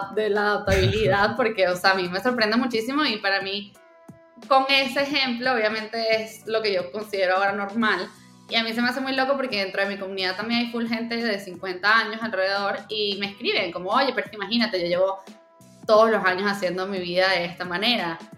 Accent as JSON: {"language": "Spanish", "country": "Venezuela", "tie": "born or raised there", "also_born_or_lived": "Cancún, Mexico / Mexico City, Mexico", "moved": "yes", "said": "yo nací en Venezuela, luego me mudé a México, me mudé primero a Cancún, luego me fui a Ciudad de México"}